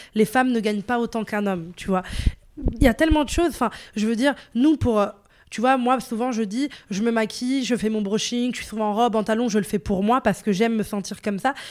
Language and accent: French; Morocco; je suis une femme, je suis marocaine